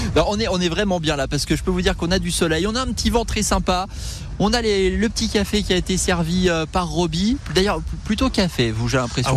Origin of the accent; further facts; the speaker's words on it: Moselle, Grand Est, France; en, tant que Mosellan, en tant que Lorrain